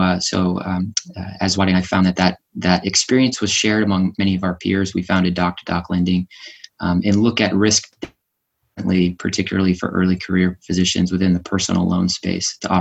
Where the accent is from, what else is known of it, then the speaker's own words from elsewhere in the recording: New Hampshire, United States; also born or lived in Boston, Massachusetts, United States; I was born in Boston, grew up in New Hampshire.